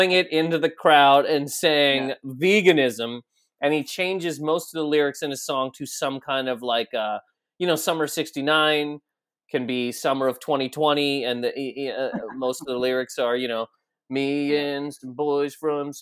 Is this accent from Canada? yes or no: yes; Canada; We're both Canadian